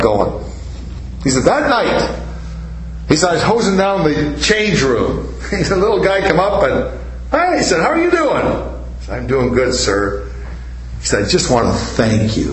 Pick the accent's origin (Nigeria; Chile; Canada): Canada; I'm a Canadian